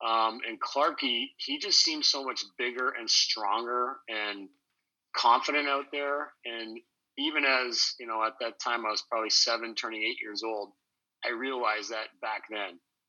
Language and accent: English; Ottawa, Ontario, Canada; I grew up in Ottawa. I was born in Ottawa. And moved around. My dad was in the Air Force, and when I came back to Ottawa in 1980